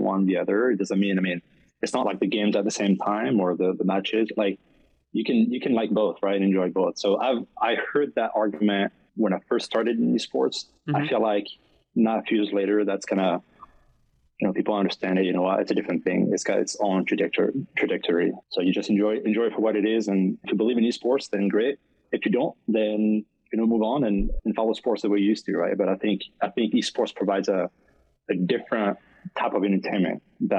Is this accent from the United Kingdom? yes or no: no; France; accent: French; English is a second language; moved away as an adult; also born or lived in Caribbean islands; now in Florida, United States; I grew up in France. That's where the accent is from.